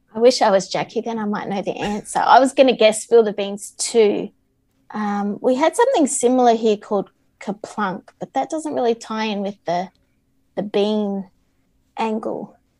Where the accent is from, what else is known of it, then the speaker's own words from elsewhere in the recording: Melbourne, Victoria, Australia; I'm from Melbourne, Victoria, in Australia